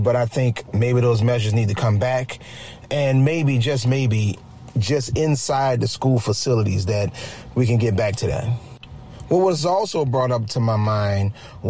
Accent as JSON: {"language": "English", "town": "New Orleans", "region": "Louisiana", "country": "United States", "tie": "born or raised there", "said": "I'm from New Orleans, I'm born and raised"}